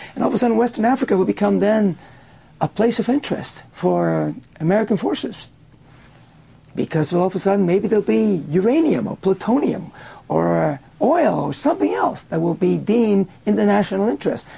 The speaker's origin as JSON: {"language": "English", "country": "Cuba", "tie": "born or raised there", "moved": "yes", "lives_now": "United States", "said": "I was born in Cuba, and um, I was there in the early years of the uh, communist revolution in that country"}